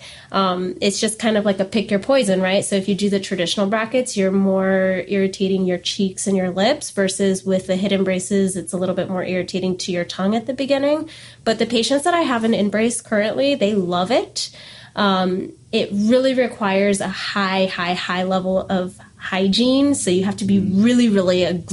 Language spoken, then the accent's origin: English; Port St. Lucie, Florida, United States; also born or lived in Canada / Denver; I grew up in the Port St. Lucie area, and I always kind of saw it as home